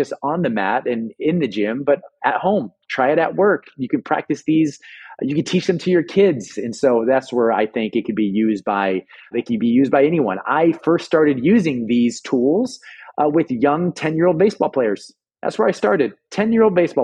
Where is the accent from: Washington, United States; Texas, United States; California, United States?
California, United States; Los Angeles; I'm born and raised in Los Angeles